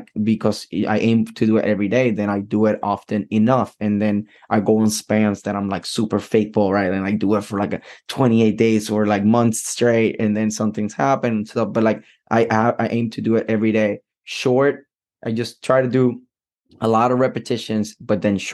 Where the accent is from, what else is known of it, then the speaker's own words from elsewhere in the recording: Puerto Rico; moved away; I'm from Puerto Rico